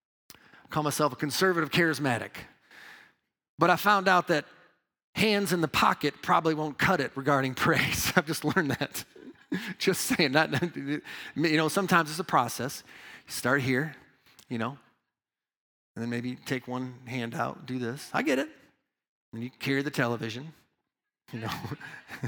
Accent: Midwest, United States; moved away as an adult; also born or lived in New York; I'm a Midwest boy

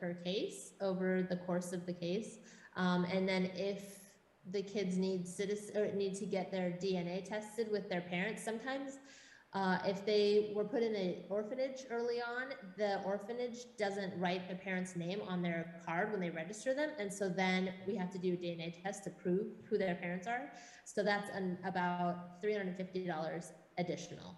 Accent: Washington, United States; moved away as an adult; also born or lived in Los Angeles, United States; now in Thailand; I grew up in Washington State.

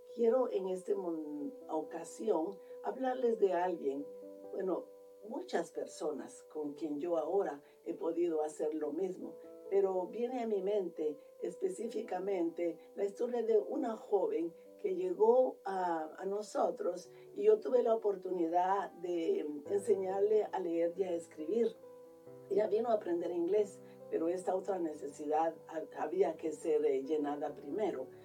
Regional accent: Guatemala; now in Columbus, United States; yo soy de Guatemala

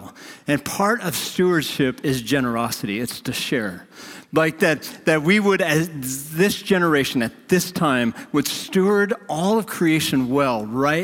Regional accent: North Dakota, United States; moved away; I grew up in North Dakota

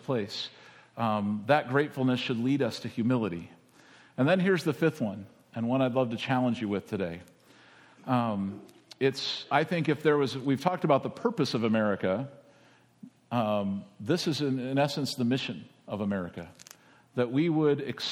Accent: United States; as an American

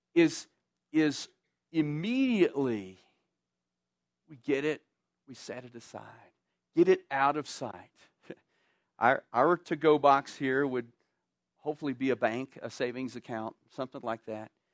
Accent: Texas, United States; moved away; I grew up in Texas

